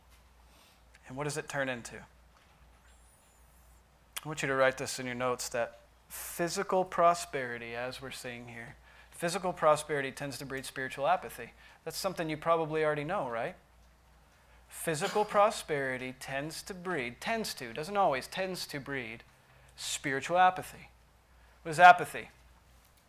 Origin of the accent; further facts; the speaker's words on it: United States; as American Christians